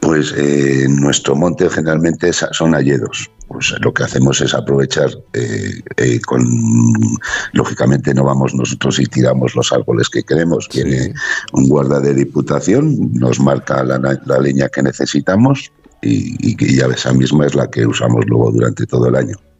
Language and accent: Spanish; Sabando, Basque Country, Spain; un pueblo pequeñito de montaña, a una altitud de 800 metros, aquí en Álava